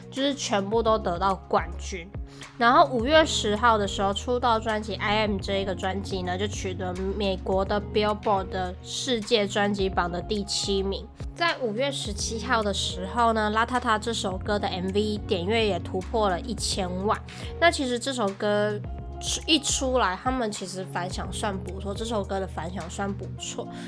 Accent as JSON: {"language": "Chinese", "country": "Taiwan", "said": "我们台湾人"}